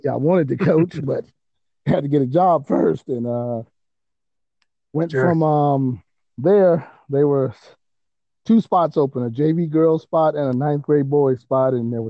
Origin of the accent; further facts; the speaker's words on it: Tuskegee, Alabama, United States; moved away as an adult; now in Georgia, United States; I am originally from Tuskegee, Alabama. I played high school basketball there